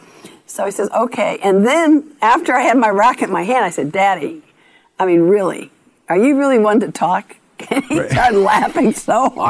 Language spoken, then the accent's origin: English; Long Beach, California, United States; I grew up in Long Beach, California